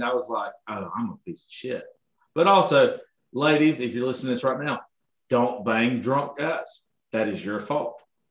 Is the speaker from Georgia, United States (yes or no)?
yes; Georgia, United States; I'm from Georgia